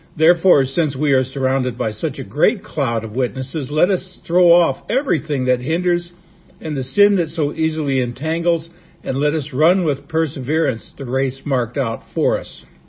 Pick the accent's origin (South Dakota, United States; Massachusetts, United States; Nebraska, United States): Nebraska, United States; I was a young boy growing up in Nebraska